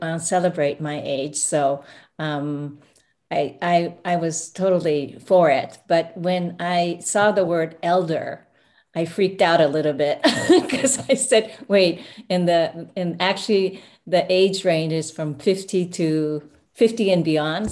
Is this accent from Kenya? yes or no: no; Japan; moved away; also born or lived in United States; I actually was born here, but I went back to Japan and grew up, um, uh, next to my grandmother's house